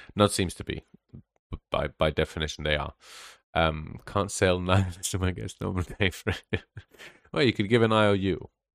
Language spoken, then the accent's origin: English; Israel; moved away as an adult; also born or lived in Western Europe; I grew up in Israel